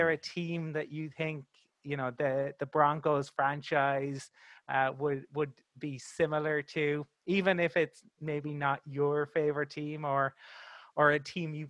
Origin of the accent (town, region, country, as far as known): Ireland; born or raised there